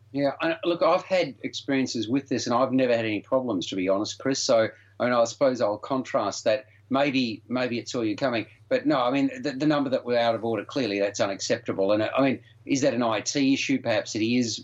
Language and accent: English; Melbourne, Victoria, Australia; Melbourne being my hometown